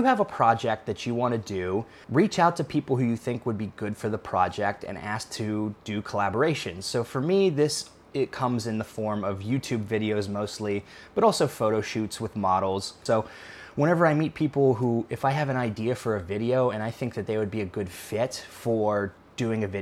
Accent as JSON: {"language": "English", "town": "Pittsburgh", "region": "Pennsylvania", "country": "United States", "moved": "yes", "said": "I'm from Pittsburgh, Pennsylvania originally."}